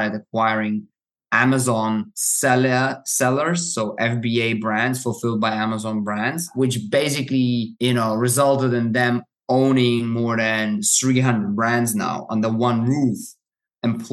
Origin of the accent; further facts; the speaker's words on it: Germany; I grew up in Germany